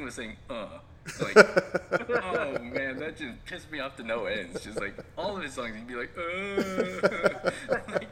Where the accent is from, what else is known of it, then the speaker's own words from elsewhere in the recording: West Coast, United States; moved away as an adult; now in Japan; I'm from the West Coast